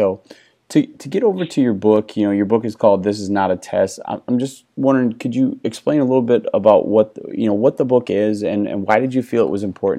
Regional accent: Wisconsin, United States; moved away as an adult; also born or lived in Houston; born and raised in Wisconsin, but my first job was in Houston

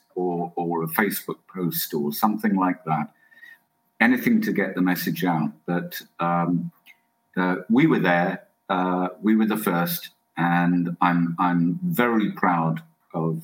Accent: England, United Kingdom; I'm English

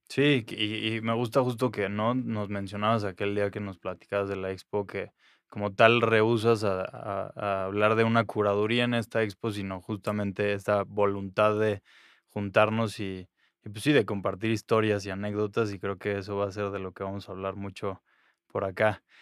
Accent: Mexico City, Mexico; yo iba creciendo ese mismo tiempo en la Ciudad de México

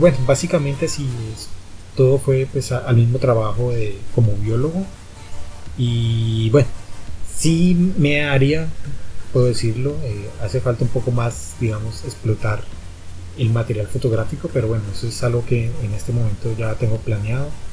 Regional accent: Popayán, Cauca, Colombia; also born or lived in Bogotá; yo soy bogotano, pero pues toda la vida me crié aquí en Popayán

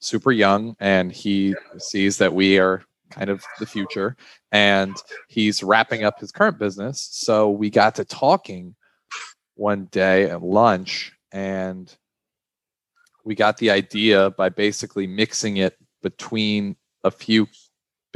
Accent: Baton Rouge, Louisiana, United States; I'm from Baton Rouge, Louisiana. I'm currently in my final year at LSU, which is here in Baton Rouge

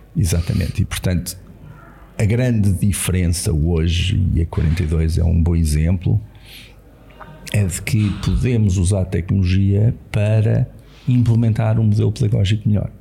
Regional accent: Lisbon, Portugal; cresci em Lisboa

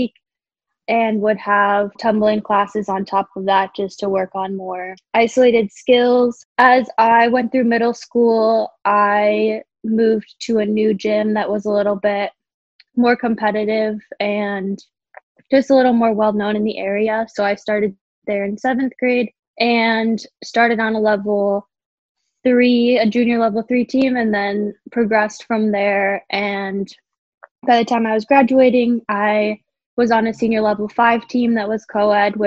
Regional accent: Des Moines, Iowa, United States; moved away; I'm originally from Des Moines, Iowa

